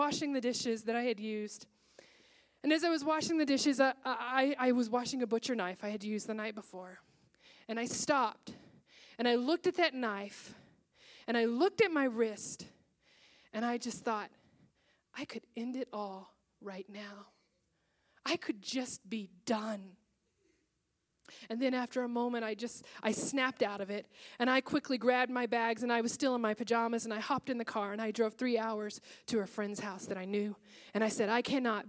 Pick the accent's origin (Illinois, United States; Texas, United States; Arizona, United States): Texas, United States; moved away as an adult; now in Seattle, United States; I was up in Seattle, and I'm from Texas, and I had gone back to Texas for Thanksgiving